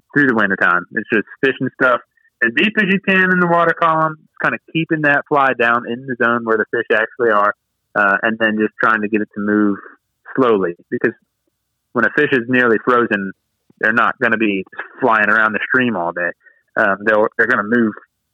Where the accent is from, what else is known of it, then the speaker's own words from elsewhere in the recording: Waynesboro, Virginia, United States; I grew up in Waynesboro, and I had the South River in my backyard